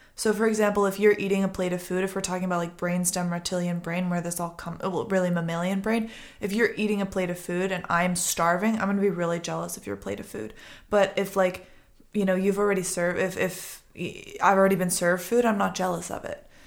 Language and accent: English; Boston, Massachusetts, United States; also born or lived in Connecticut; now in Los Angeles, United States; I grew up in Boston